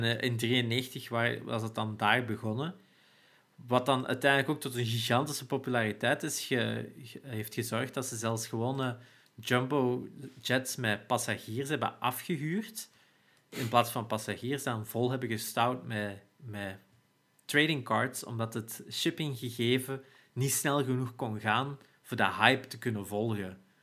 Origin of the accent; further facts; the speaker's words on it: Turnhout, Flanders, Belgium; in Turnhout, waar ik geboren ben, en ook lang gewoond heb.